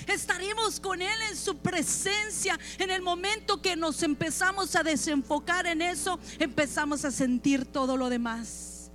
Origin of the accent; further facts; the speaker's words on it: Chihuahua, Mexico; yo soy de Chihuahua